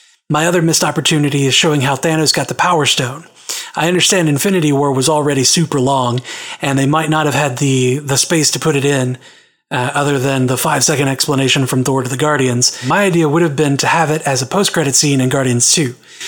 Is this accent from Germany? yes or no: no; Australia; I'm an Australian and served in the Navy.